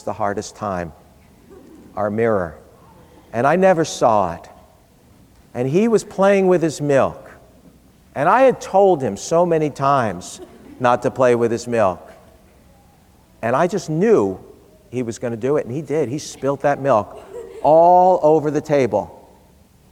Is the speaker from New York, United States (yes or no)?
yes; New York City, New York, United States; When I was a boy growing up in New York City